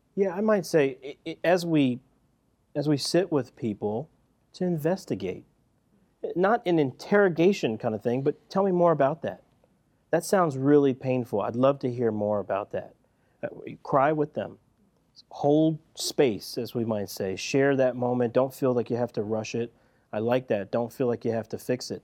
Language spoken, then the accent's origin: English; Philadelphia, Pennsylvania, United States; grew up in Philadelphia, right? West Philadelphia, to be exact